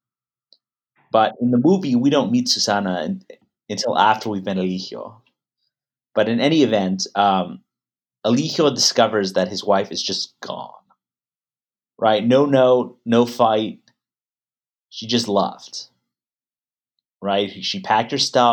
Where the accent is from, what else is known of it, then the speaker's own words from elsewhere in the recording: Mexico; moved away; I was born in Mexico and kind of raised biculturally to a certain extent